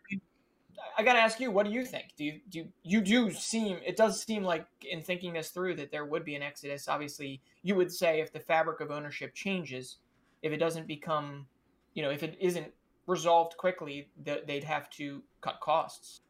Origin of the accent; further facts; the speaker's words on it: United States; being an American